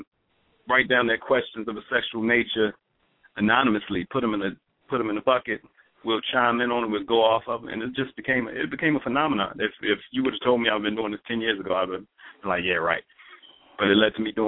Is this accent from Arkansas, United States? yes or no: no; Baltimore, Maryland, United States; moved away as an adult; now in Los Angeles, United States; I'm from Baltimore, Maryland